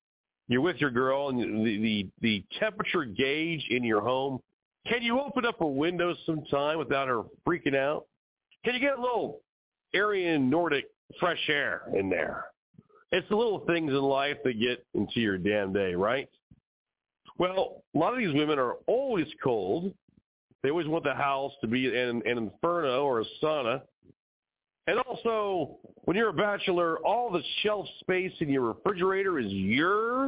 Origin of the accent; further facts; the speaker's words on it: California, United States; now in Arizona, United States; My childhood growing up in California, well, today California and Arizona where I now live